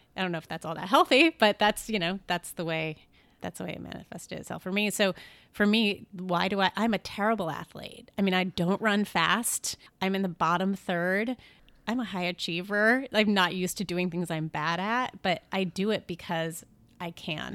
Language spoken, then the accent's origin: English; Syracuse, New York, United States; moved away; My family is upstate New York. I grew up in Syracuse